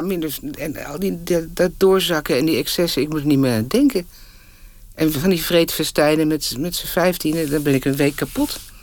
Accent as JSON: {"language": "Dutch", "town": "Haarlem", "region": "North Holland", "country": "Netherlands", "tie": "born or raised there", "also_born_or_lived": "Moscow", "said": "Ook nog op school in Haarlem, op de middelbare school"}